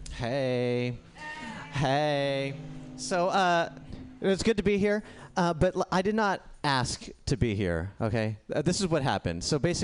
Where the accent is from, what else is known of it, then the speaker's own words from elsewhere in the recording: India; No, yeah, I'm Indian, and samosas are an Indian food.